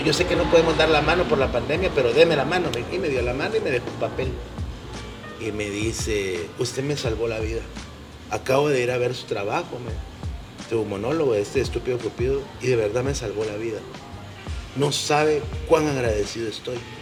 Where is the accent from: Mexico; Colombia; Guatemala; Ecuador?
Guatemala; somos los chapines, hablo de la idiosincrasia del guatemalteco y de esa forma tan buena gente que somos